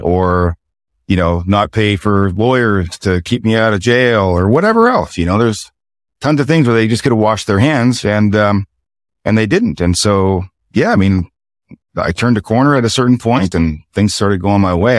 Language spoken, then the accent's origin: English; Chipman, New Brunswick, Canada; also born or lived in Fredericton, New Brunswick; I'm from Chipman, New Brunswick, town of about two thousand people